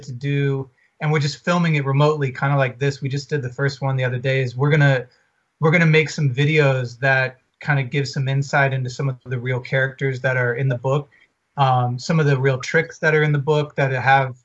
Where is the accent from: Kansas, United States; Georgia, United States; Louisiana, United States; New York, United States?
Georgia, United States; Atlanta; now in Los Angeles, United States; we're from Atlanta, we live